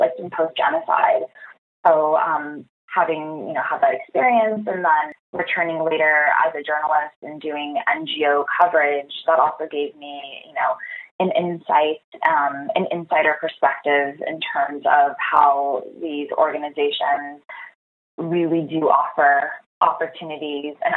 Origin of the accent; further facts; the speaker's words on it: Los Angeles, California, United States; growing up in Los Angeles